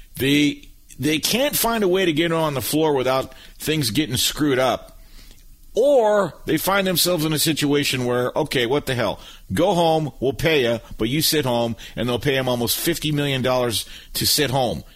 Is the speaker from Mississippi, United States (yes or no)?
no; Michigan, United States; we're both from Michigan.